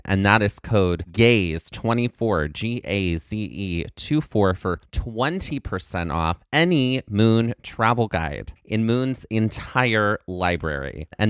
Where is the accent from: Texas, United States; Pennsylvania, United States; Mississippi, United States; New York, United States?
Mississippi, United States; moved away; I grew up in Mississippi.